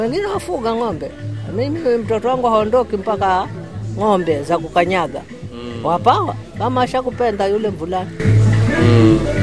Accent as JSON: {"language": "Swahili", "town": "Mombasa", "region": "Mombasa County", "country": "Kenya", "tie": "born or raised there", "said": "Mimi nilizaliwa hapa hapa mambasa mhm. babangu na mamangu tawankufa hapa hapa"}